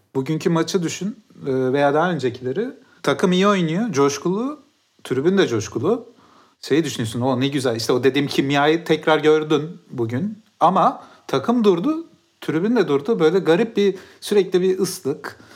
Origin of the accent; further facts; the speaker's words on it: Mersin, Turkey; Ben de Mersin'de büyüdüm.